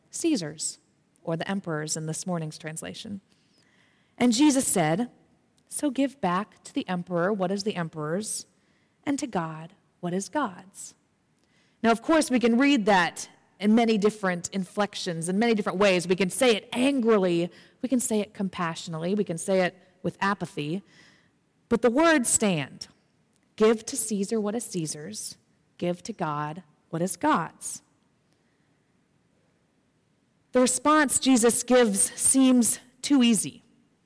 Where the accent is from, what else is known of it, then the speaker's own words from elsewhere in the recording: United States; as an American myself